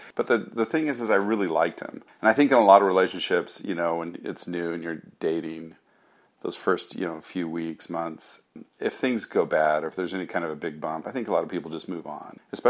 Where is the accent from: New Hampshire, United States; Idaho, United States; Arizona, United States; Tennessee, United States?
Arizona, United States; also born or lived in San Rafael, California / Japan; now in Los Angeles, United States; I was born in Northern California, San Rafael. I grew up, though, in Arizona, and then I moved to Japan. I lived in Japan off and on for about 20 years.